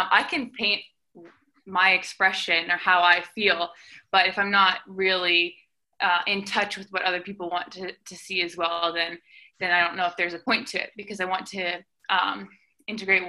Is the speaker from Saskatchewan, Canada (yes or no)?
no; Langley, British Columbia, Canada; moved away as an adult; also born or lived in Vancouver, British Columbia; I came from Vancouver, BC, or Langley, BC